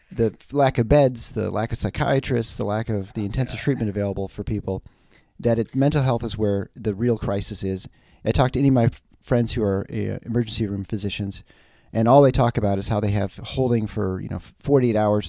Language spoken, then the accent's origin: English; Michigan, United States; I'm from the Midwest